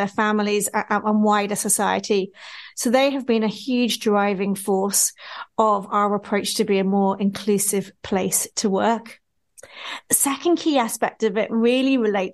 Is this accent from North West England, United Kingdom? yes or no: no; Wales, United Kingdom; moved away as an adult; now in Northern Ireland, United Kingdom; I'm originally Welsh